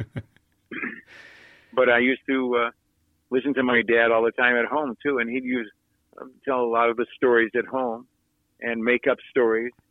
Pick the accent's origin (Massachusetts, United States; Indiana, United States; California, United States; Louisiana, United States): California, United States; Los Angeles; I grew up in Playa del Rey, where there were only about 100 people there at that time